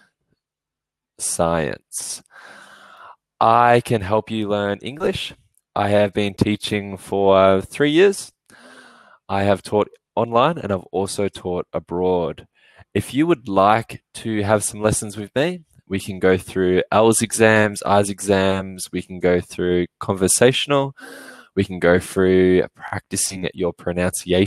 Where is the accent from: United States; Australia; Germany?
Australia; now in Melbourne, Australia; I'm from Australia. I live in a city called Melbourne.